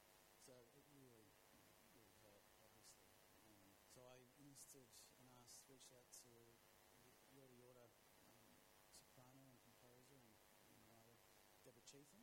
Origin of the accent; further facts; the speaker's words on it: Greece; this is about my journey through various spaces and time and growing up in Greece.